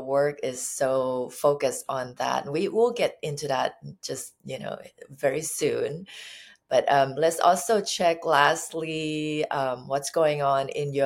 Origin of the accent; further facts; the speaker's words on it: Thailand; now in California, United States; when I was growing up in Thailand